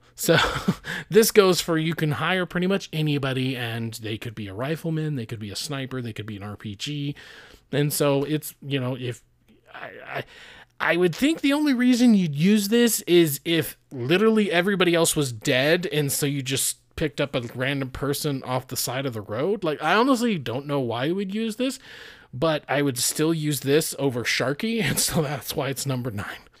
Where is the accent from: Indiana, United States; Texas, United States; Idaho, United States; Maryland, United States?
Idaho, United States; I'm from Idaho